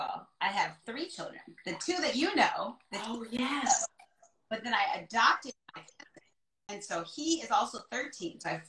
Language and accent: English; Jamaica; So I am like Jamaican, right?